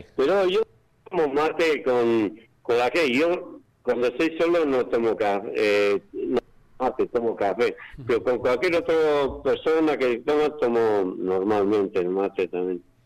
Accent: Bergara, Basque Country, Spain; moved away as an adult; now in Merlo, Argentina; yo vengo del País Vasco, del pueblo se llama Vergara, la provincia es Guipúzcoa

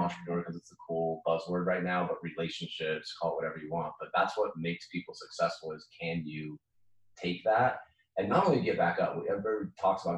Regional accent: Salt Lake City, Utah, United States; we grew up in Salt Lake off Vine Street

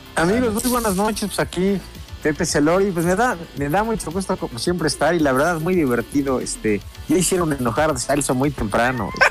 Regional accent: Puebla, Mexico; yo soy poblano

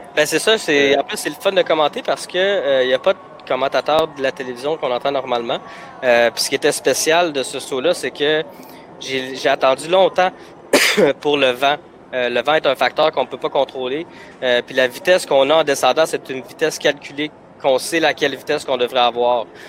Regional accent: Gatineau, Quebec, Canada; also born or lived in Bucharest, Romania; J'ai grandi à Gatineau euh, jusqu'en secondaire 3

